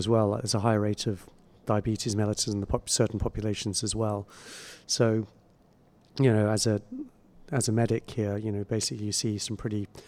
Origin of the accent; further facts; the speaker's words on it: England, United Kingdom; moved away as an adult; now in Singapore; I'm British and I grew up in England.